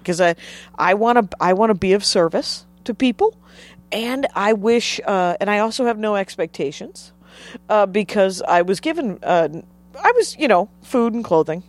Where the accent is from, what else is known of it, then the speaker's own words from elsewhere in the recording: Wisconsin, United States; moved away as an adult; also born or lived in Minneapolis; now in Los Angeles, United States; I grew up in Wisconsin and started doing stand-up in Wisconsin